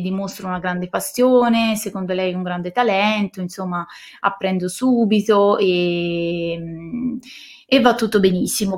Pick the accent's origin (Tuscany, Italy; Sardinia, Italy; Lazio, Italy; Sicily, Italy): Tuscany, Italy; Siena; moved away as an adult; now in Valdarno, Italy; Io sono di Siena